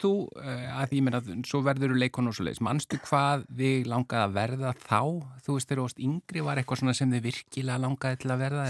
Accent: Reykjavík, Capital Region, Iceland; Því ég kem úr Vestubænum og, og bjó lengi út á Granda

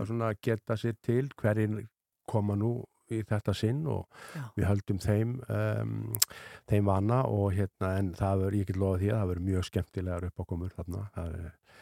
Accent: Ísafjörður, Westfjords, Iceland; ég er alveg upp á Ísafjörði

